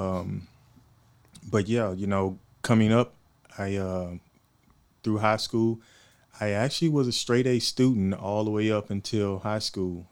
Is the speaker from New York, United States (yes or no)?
no; Houston, Texas, United States; also born or lived in Monroe, Louisiana; now in Oceanside, United States; I'm from Houston, originally from Houston, Texas. I was born there.